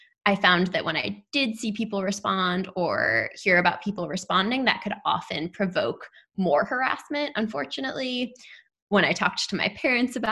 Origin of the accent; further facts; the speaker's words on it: New York City, New York, United States; growing up in New York City